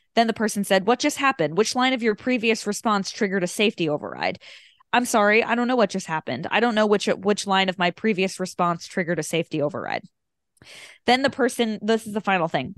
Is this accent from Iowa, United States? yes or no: no; Long Island, New York, United States; we grew up on Long Island